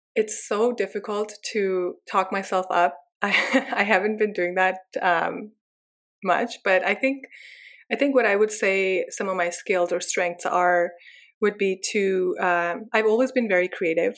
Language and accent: English; Pakistan; now in Canada; I was raised in Pakistan